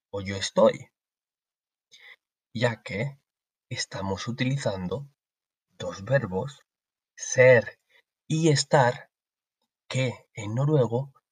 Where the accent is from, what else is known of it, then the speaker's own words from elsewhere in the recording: Spain; now in Trondheim, Norway; Yo soy de España.